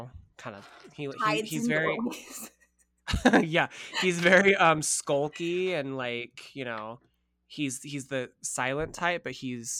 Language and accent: English; Brooklyn, New York, United States; Come at me, bitch. I'm from Brooklyn.